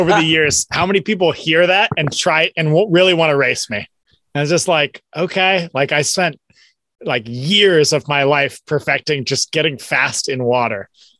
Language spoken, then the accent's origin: English; the Northwest, Pacific Northwest, United States; moved away as an adult; also born or lived in Eastside, Seattle area / Fremont, Seattle; now in Texas, United States; growing up in the Northwest